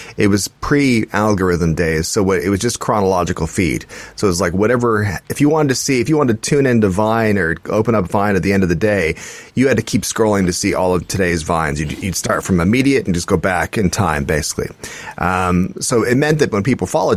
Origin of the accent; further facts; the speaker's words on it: Scotland, United Kingdom; we're Scottish